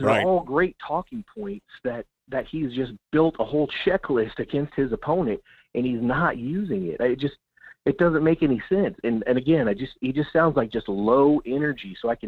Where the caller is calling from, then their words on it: Kenai, Alaska, United States; from Kenai.